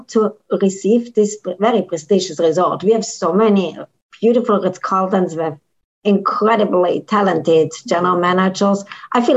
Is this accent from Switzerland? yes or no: yes; Switzerland; moved away as an adult; also born or lived in New York / Cancun, Mexico / San Francisco; now in Miami, United States; I grew up in Switzerland